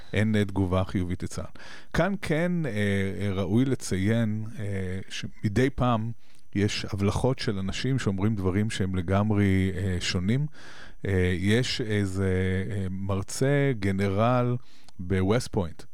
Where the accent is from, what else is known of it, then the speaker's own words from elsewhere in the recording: Israel; אנחנו כישראלים